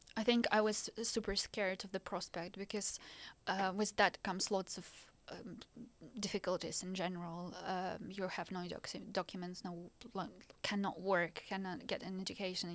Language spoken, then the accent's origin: English; Ukraine; English is a second language; moved away as an adult; also born or lived in Belgium; now in Norwich, United Kingdom; I was born in the Ukraine